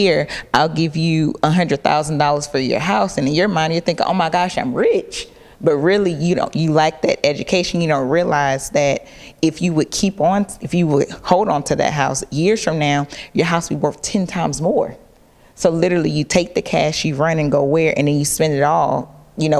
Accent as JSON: {"language": "English", "area": "Clayton County", "region": "Georgia", "country": "United States", "tie": "born or raised there", "also_born_or_lived": "Boston", "lives_now": "Atlanta, United States", "said": "I didn't grow up in Atlanta, I grew up in Clayton County."}